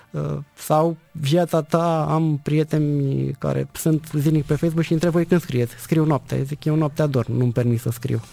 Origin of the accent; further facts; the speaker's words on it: Dragalina, Călărași County, Romania; Eu sunt născut și crescut în Bărăgan